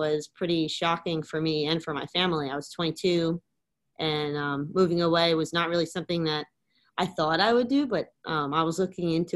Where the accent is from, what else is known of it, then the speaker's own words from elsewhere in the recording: Long Island, New York, United States; moved away as an adult; now in Naples, United States; I was born and raised on Long Island, New York. Lived there my whole life up until moving here 5 years ago for this job.